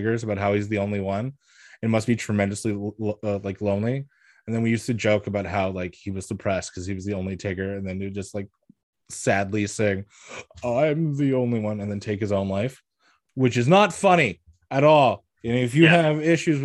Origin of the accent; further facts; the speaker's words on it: Quebec, Canada; moved away; also born or lived in Alberta / Edmonton; I was born in Alberta, but I lived my whole life in Quebec until I moved to Edmonton